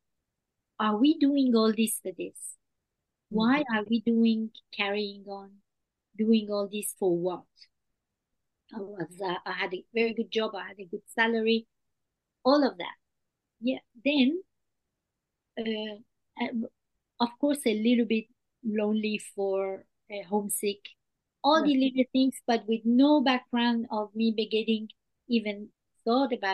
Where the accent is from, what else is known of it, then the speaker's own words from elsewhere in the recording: France; English is a second language; moved away as an adult; now in Australia; I was raised in France and came to Australia as an adult.